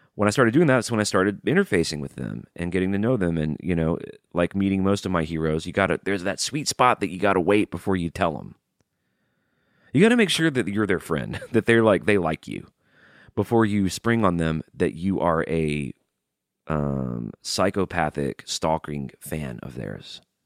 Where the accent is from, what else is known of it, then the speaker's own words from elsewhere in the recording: Birmingham, Alabama, United States; now in Nashville, United States; I grew up in Birmingham, Alabama, and life growing up there wasn't always great.